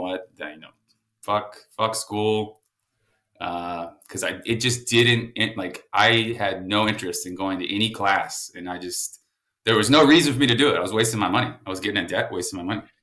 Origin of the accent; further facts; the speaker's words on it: San Antonio, Texas, United States; San Antonio, Texas, man. I'm uh, about 15 minutes from where I am now. Um, oh, shit. Born and raised